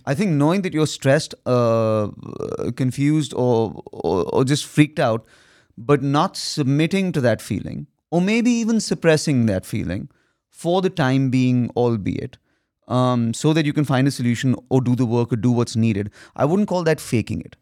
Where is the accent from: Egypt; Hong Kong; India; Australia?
India; I'm an Indian son